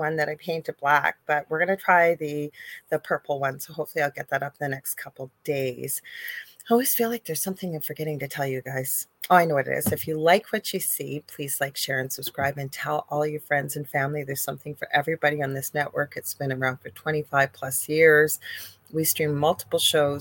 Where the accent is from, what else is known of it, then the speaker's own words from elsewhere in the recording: Canada; I'm a Canadian clairvoyant medium